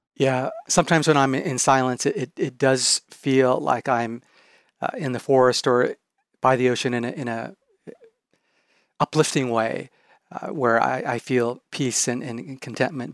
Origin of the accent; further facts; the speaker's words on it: Japan; moved away; I'm originally from Japan.